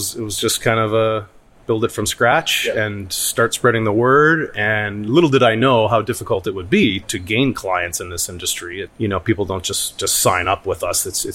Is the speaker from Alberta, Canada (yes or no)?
no; Woodstock, Ontario, Canada; moved away as an adult; also born or lived in London, England; in my hometown of Woodstock. So I was raised in a small business family